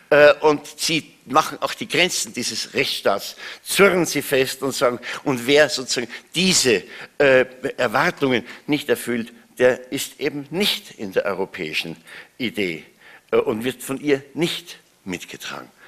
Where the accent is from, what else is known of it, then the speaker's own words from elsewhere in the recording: Austria; Ähm, das Zweite ist, ich bin Österreicher.